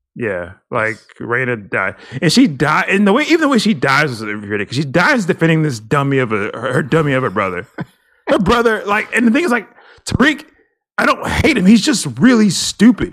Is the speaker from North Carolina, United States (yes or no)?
no; Texas, United States; we're from Texas.